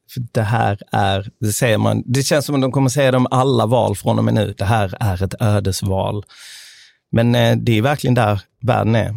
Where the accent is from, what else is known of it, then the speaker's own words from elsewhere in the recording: Sweden; jag är uppvuxen i Sverige med amerikanska föräldrar.